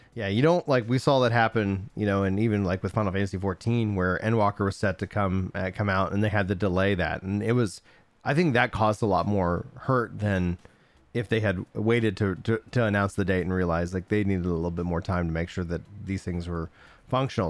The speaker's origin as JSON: {"language": "English", "town": "Nacogdoches", "region": "Texas", "country": "United States", "tie": "born or raised there", "said": "I grew up in East Texas"}